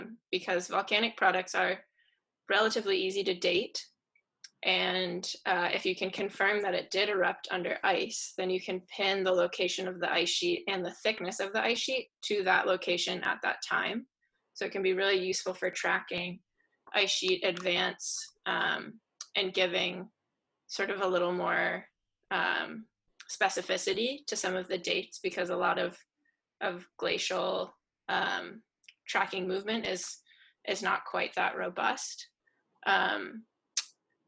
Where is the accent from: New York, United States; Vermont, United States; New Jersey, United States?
Vermont, United States; the house that I grew up in Vermont